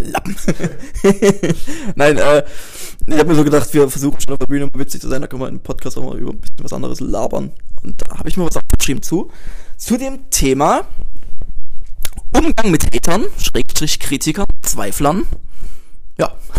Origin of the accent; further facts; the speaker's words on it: Dresden, Saxony, Germany; ich komme aus Dresden